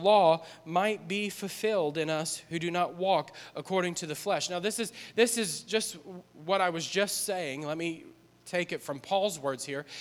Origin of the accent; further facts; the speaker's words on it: New Orleans, Louisiana, United States; moved away; we're from New Orleans.